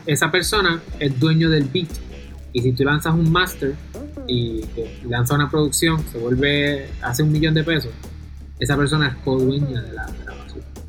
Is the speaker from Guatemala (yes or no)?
no; Puerto Rico; aunque yo soy de Puerto Rico, yo soy abogado federal